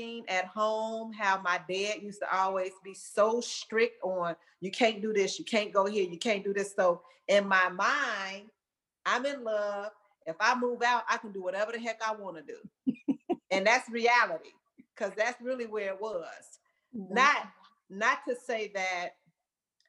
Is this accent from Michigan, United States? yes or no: no; Chicago, Illinois, United States; now in Dallas, United States; Born and raised in Chicago.